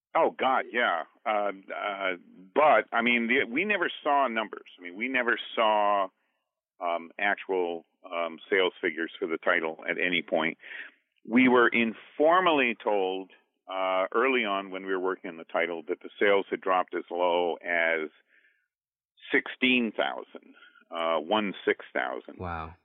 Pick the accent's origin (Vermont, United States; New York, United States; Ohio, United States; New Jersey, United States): Vermont, United States; Duxbury; I'm from Duxbury, Vermont